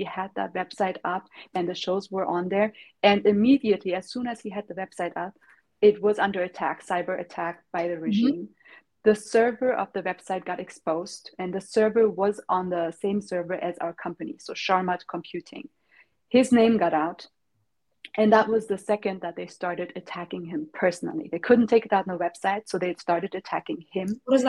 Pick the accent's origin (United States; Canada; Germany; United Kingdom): Germany; also born or lived in Tehran, Iran; I was born also in Tehran. And after the revolution, because he was also a political activist back then, he had to flee the country, and we all moved to Germany and stayed there pretty much all of our life.